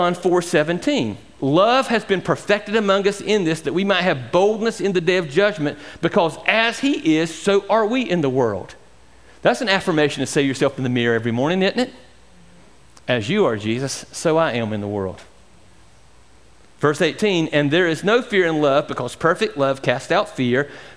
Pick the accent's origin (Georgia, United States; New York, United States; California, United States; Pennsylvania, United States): Georgia, United States; And I'm a Georgian. I grew up in Georgia.